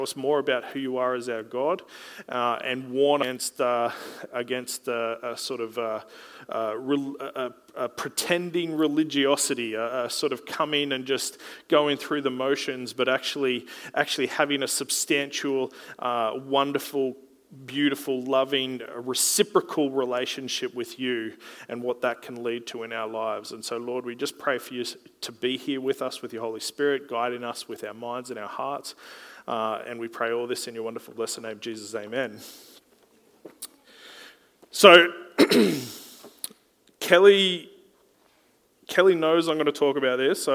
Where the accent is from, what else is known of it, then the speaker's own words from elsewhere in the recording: Gold Coast, Queensland, Australia; I was from the Gold Coast.